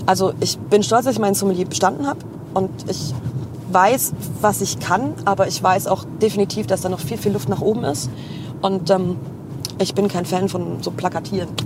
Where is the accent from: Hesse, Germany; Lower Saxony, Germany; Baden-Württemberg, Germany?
Baden-Württemberg, Germany; Heilbronn; ich komme aus Heilbronn